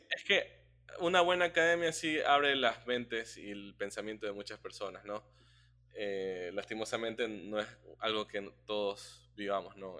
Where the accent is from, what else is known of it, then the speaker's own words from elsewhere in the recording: Ecuador; como, como ecuatorianos